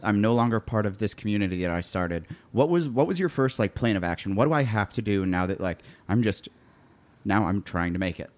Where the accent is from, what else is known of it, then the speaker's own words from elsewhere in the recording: Columbia, Missouri, United States; moved away as an adult; now in Nashville, United States; I grew up in Columbia there